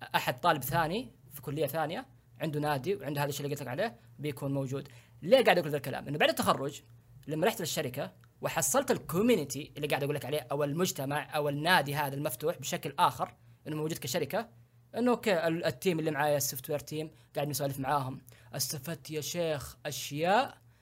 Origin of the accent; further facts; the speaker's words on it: Saudi Arabia; عندنا في السعوديه